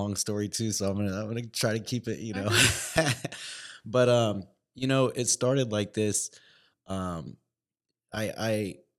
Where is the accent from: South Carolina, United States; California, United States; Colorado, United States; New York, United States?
California, United States; And I had a buddy I grew up with back in California, and he was working in a club.